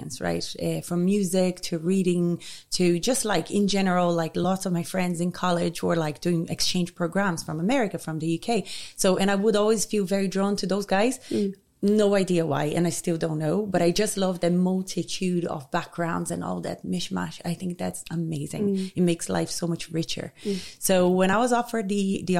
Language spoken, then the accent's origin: English; Rio de Janeiro, Brazil; moved away as an adult; also born or lived in Jamaica; now in Ireland; I'm from Rio. I was born and bred there.